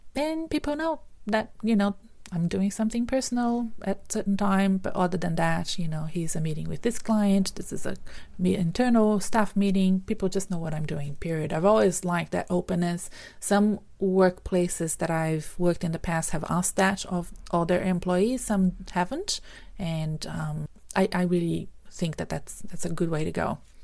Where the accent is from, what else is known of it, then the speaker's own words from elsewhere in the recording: Brazil; moved away as an adult; now in Australia; I'm from Brazil originally